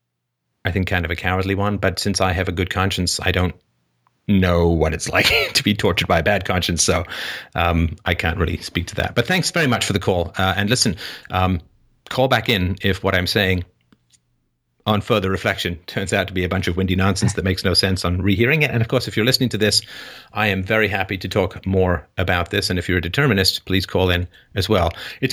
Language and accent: English; Don Mills, Ontario, Canada; also born or lived in England; I grew up in Don Mills, and I was 11 when we got there, and I didn't know how to skate because I was from England and not a lot of skating in England.